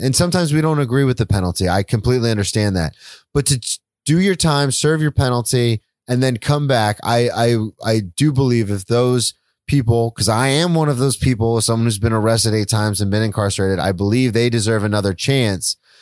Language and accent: English; United States; as an American society